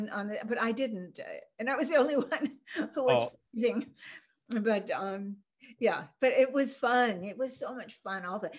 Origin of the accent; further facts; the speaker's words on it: Copenhagen, Denmark; you know, I'm from Scandinavia, so Copenhagen has Hans Christian Andersen Lorelei.